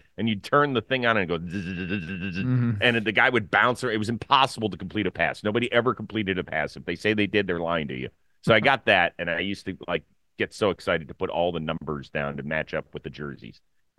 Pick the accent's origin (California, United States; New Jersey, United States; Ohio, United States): Ohio, United States; Cleveland; born or raised there